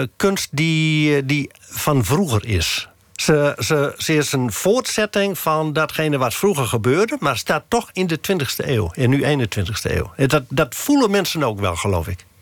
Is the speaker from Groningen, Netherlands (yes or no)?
yes; Westeremden, Groningen, Netherlands; ik ben in Westremde geboren